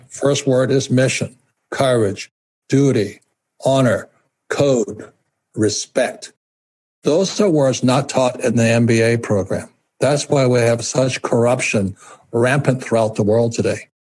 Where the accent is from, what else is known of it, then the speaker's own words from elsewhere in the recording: Hawaii, United States; I'm fourth generation Japanese American. I was raised in Hawaii